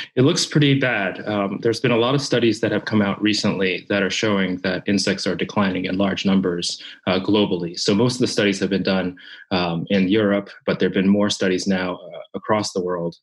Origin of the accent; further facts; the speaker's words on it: Japan; moved away; when I was a child uh, growing up in Japan. Um, so mm. I'm Japanese